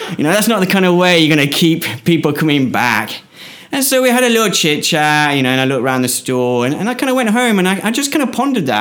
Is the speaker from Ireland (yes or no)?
no; United Kingdom; moved away as an adult; as a Westerner, as a British person